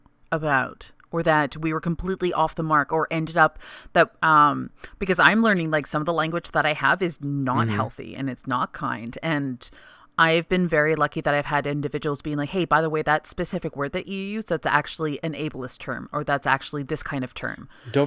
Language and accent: English; Canada; I'm Canadian.